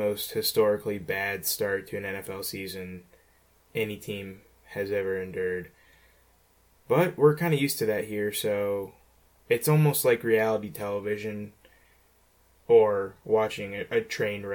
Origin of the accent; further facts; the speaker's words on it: Ohio, United States; I'm from Ohio